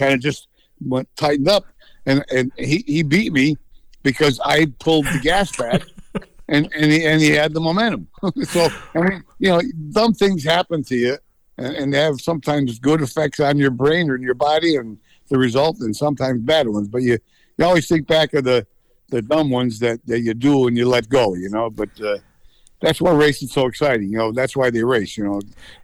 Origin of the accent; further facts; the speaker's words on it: Reading, Pennsylvania, United States; Reading, my hometown track